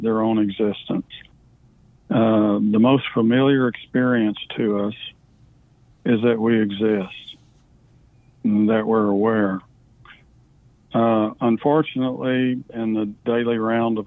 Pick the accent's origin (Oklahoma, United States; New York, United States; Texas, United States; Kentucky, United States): Texas, United States; Wichita Falls; now in Conroe, United States; I was born in Wichita Falls, Texas, and I currently live in Conroe, Texas.